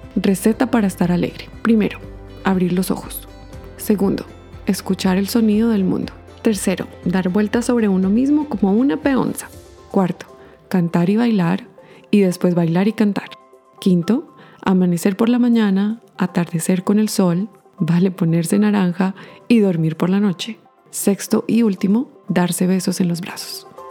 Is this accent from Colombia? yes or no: yes; Colombia; moved away as an adult; also born or lived in Bogotá; now in Canada; soy una colombiana radicada en Canadá ya hace más de 10 años